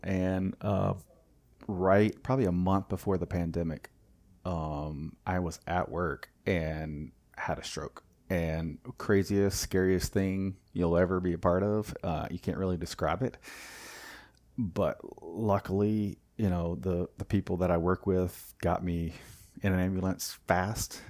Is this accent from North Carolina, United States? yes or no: yes; Wilmington, North Carolina, United States; moved away as an adult; also born or lived in Germany / Raleigh, North Carolina; I grew up in Wilmington, um, and then moved to Raleigh, obviously, for school